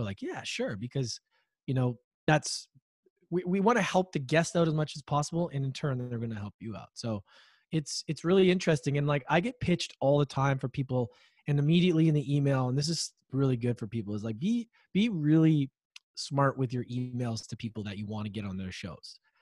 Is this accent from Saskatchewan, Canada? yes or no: no; Edmonton, Alberta, Canada; moved away; I grew up in Edmonton, Alberta, Canada